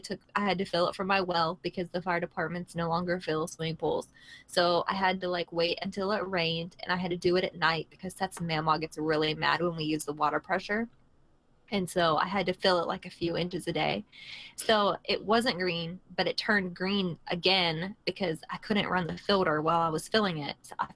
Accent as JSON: {"language": "English", "town": "Philadelphia", "region": "Pennsylvania", "country": "United States", "moved": "yes", "lives_now": "Tennessee, United States", "said": "I'm from Pennsylvania."}